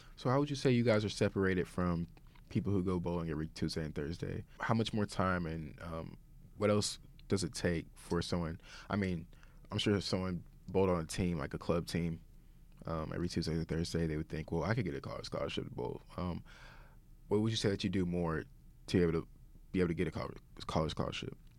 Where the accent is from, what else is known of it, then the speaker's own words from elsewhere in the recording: Tulsa, Oklahoma, United States; moved away as an adult; also born or lived in Broken Arrow, Oklahoma; now in Saint Charles, United States; we both stayed from Tulsa